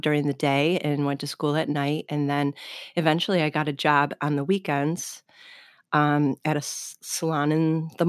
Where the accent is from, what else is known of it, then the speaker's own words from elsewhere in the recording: Hamburg, Pennsylvania, United States; I'm originally from Hamburg